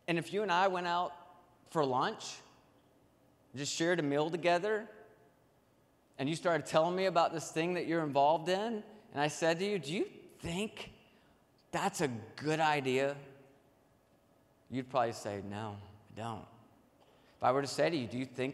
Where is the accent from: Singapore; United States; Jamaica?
United States; Nashville, Tennessee; I grew up in Nashville, Tennessee